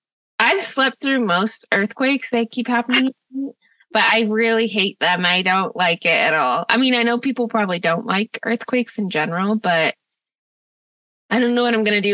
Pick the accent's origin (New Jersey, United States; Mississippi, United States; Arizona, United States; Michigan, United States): Michigan, United States; Mason; moved away as an adult; also born or lived in Santa Cruz, California; even though I grew up in Mason, I grew up, unquote, in town, which is in the city. So I was a real city slicker.